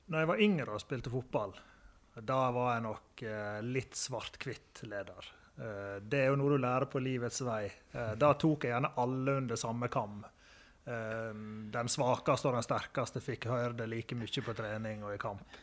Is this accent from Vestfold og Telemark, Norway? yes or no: no; Høyanger, Vestland, Norway; moved away as an adult; now in Førde, Norway; Oppvekst i Høyanger eh, kan ikke si noe annet enn var fantastisk. Det er jo en, er jo en nydelig bygd å, bli, å, vokse opp i.